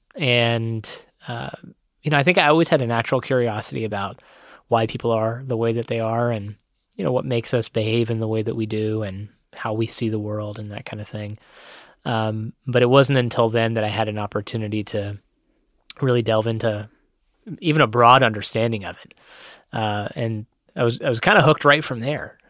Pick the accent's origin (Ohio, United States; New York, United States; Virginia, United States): Ohio, United States; Cincinnati; I grew up here in Cincinnati